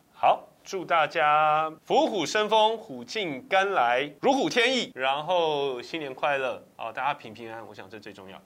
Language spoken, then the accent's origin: Chinese; Taipei, Taiwan; 我土生土长台北人，啊，从小在台北出生长大